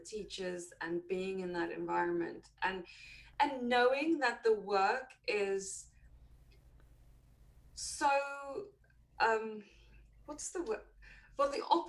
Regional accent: South Africa; moved away as an adult; now in United Kingdom; I am South African originally, and there I was a chef

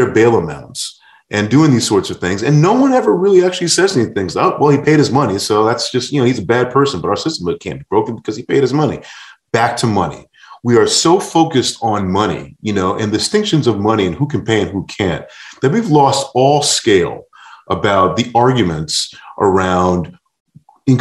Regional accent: New York, United States; I grew up in New York in the 80s

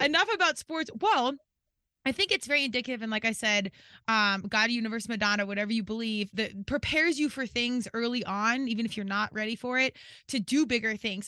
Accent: Colorado, United States; moved away as an adult; also born or lived in Virginia; I was from Colorado and went out east to George Mason in Virginia

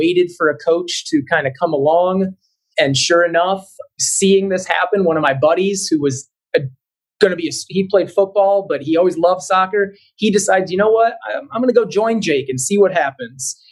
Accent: Cleveland, Ohio, United States; I'm originally from the Cleveland area, and I'm the kind of sports was life type of kid growing up.

